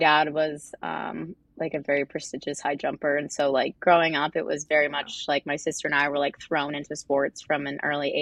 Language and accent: English; Cornwall, New York, United States; moved away as an adult; now in Manhattan, United States; Originally, I'm from Cornwall, New York, which is an hour north of Manhattan